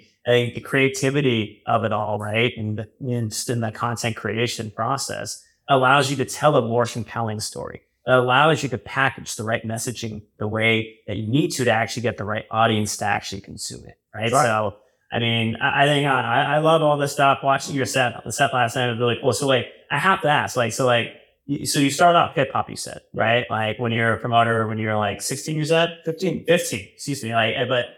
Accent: New York, United States; I come from New York. So that's always been in our blood.

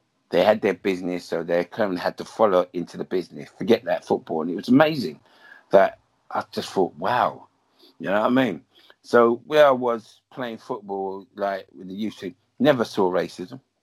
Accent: Southall, London, United Kingdom; I was born in Southall, and it was majorly Asians, Dominican, Jamaicans

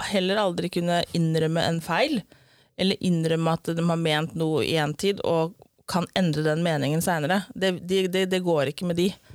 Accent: Eastern Norway, Norway; accent: Eastern Norwegian (Østlandet); jeg er vanlig dialekt fra Østlandet

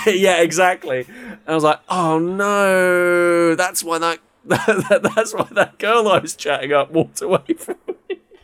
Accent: United Kingdom; we're all from Blighty.

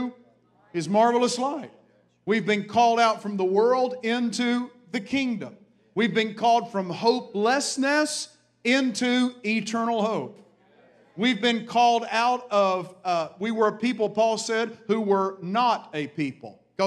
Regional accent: the Appalachian Mountains, the South, United States; I was raised in the South, raised in the Appalachian Mountains

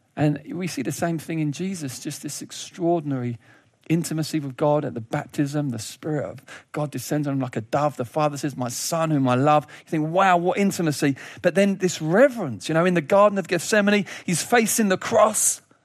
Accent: United Kingdom; as British people

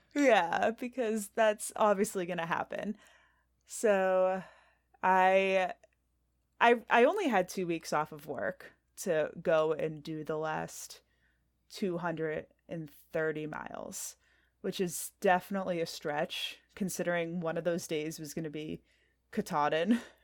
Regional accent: New Hampshire, United States; born or raised there

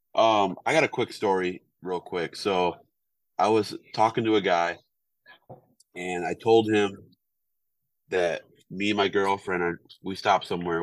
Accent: Wisconsin, United States; moved away; I'm from Wisconsin.

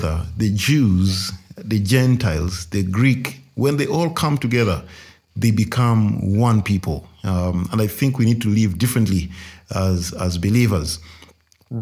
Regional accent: Luganda-speaking, Central Region, Uganda; there was a comfort in knowing I'm among my people

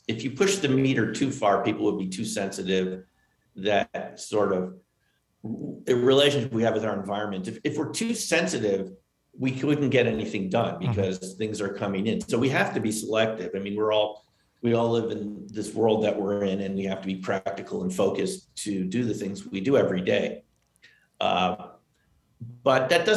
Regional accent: Westchester, New York, United States; I grew up in Westchester, New York, near the Hudson Valley.

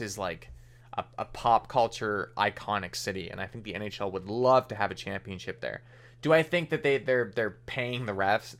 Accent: Canada; as a Canadian

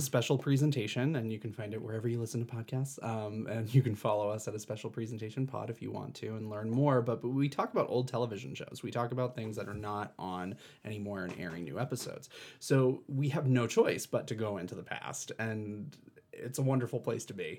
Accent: East Coast, United States; moved away; I have a family back east, I'm from the East Coast

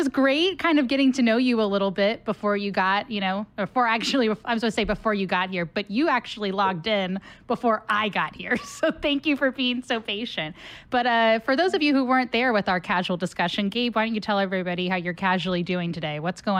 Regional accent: Cincinnati, Ohio, United States; moved away; my hometown, as many people know, is Cincinnati, Ohio.

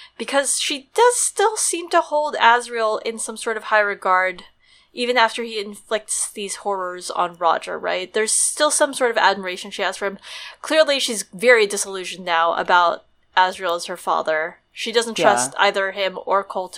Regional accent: United States; accent: American; my American accent

